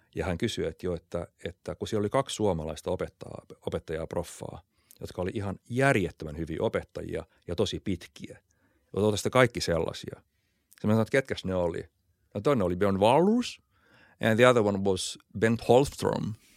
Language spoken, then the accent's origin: Finnish; Finland; born or raised there